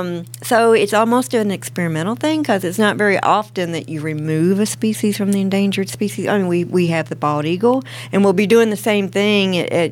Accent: Nashville, Tennessee, United States; I'm still on the same farm I grew up on. I went to school 8th and Broad, even Fog. So you don't get much more Nashvilleian than that. I'm from Nashville, from Tennessee

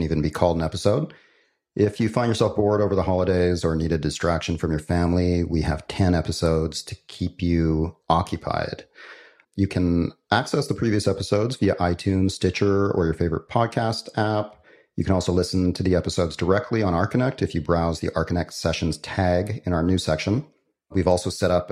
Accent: Victoria, British Columbia, Canada; moved away; I grew up in Victoria, BC

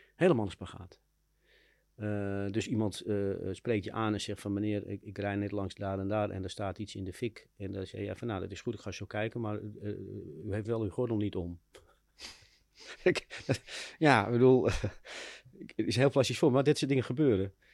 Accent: Amsterdam, North Holland, Netherlands; ik ben in Amsterdam opgegroeid in de Wijsgerenbuurt.

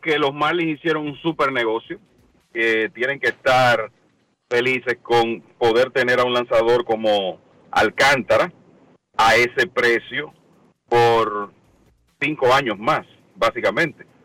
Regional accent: Dominican Republic; para nosotros los dominicanos

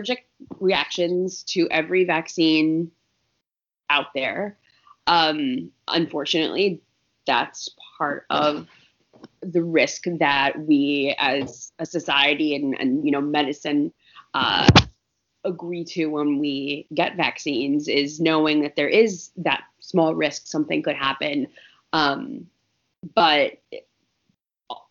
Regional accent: Ohio, United States; now in New York, United States; I'm originally from Ohio

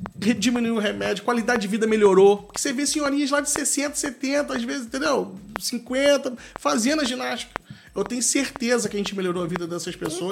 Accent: Valença, Rio de Janeiro, Brazil; o meu distrito, com onde eu nasci, vi e amo as pessoas, onde eu moro

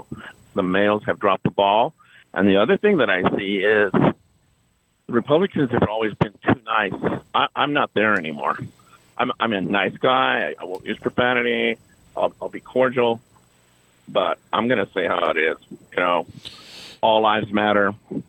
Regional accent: New Mexico, United States; now in Alaska, United States; I was born in New Mexico, but I live in Alaska

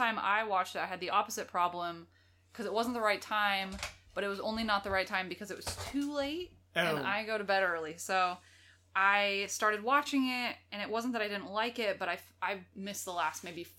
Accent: United States; We're American.

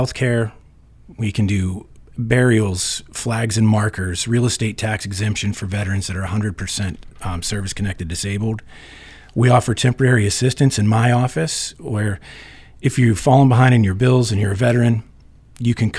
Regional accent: Reynoldsville, Pennsylvania, United States; also born or lived in Pittsburgh; I was born and raised in Reynoldsville.

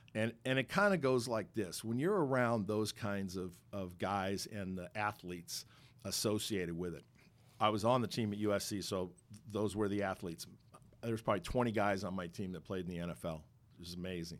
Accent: Los Angeles, California, United States; I grew up in Los Angeles

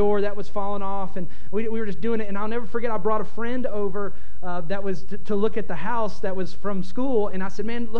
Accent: Kentucky, United States; I bought a little house in my hometown in Kentucky

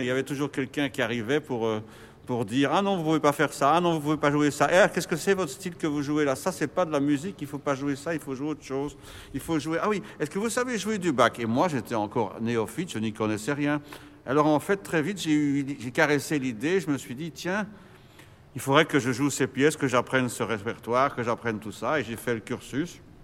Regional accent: Brussels, Brussels-Capital Region, Belgium; also born or lived in Overijse; je suis né à Bruxelles. Je suis né en 58

